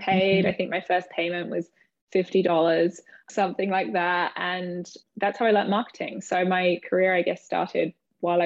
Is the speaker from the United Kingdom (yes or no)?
yes; United Kingdom; moved away as an adult; also born or lived in London; now in New York, United States; I'm British, obviously. I live in New York. I moved here about 6 years ago